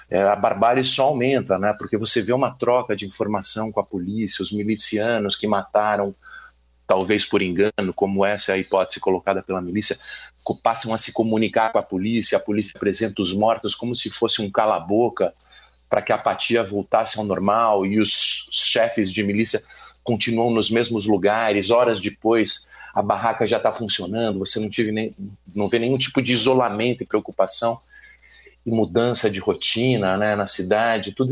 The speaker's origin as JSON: {"language": "Portuguese", "region": "São Paulo", "country": "Brazil", "lives_now": "Rio de Janeiro, Brazil", "said": "como paulista que foi para o Rio escrever sobre a República, sobre as milícias"}